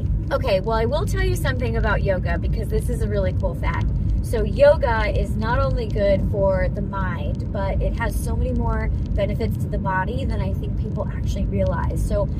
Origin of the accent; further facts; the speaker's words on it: Massachusetts, United States; born there; also born or lived in Pittsburgh; now in North Carolina, United States; So I'm originally from Massachusetts and I've lived all over the place. So I was born in Massachusetts. I got my certification in Pittsburgh and now I'm in North Carolina